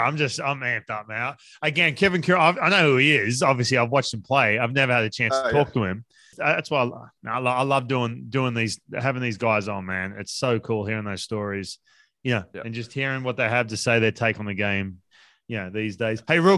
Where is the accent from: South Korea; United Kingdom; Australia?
Australia; Newcastle, New South Wales; moved away; if you're from New South Wales, that state, which Grant and I are from, I grew up in Newcastle.